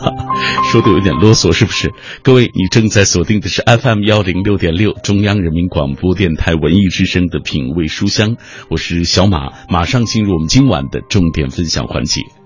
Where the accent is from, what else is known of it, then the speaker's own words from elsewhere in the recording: Xinjiang, China; moved away; 我是从新疆来的